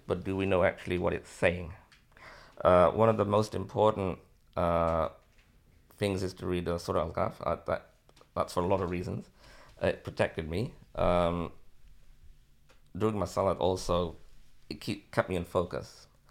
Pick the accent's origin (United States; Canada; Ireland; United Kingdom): United Kingdom; Liverpool, North West England; also born or lived in Bangladesh; I'm born in Bangladesh, came here when I was nine months old, living in Liverpool since, uh, nineteen seventy-eight.